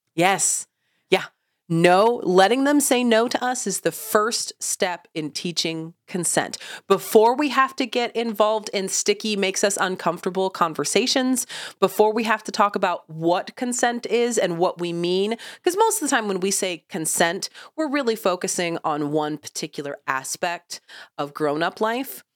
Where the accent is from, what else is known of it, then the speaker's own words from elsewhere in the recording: Oklahoma, United States; I've lived in Oklahoma, also a landlocked state, my entire life.